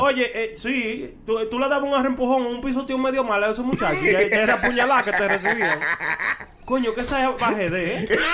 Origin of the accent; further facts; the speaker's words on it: Santo Domingo, Dominican Republic; Allá en Santo Domingo, de donde yo soy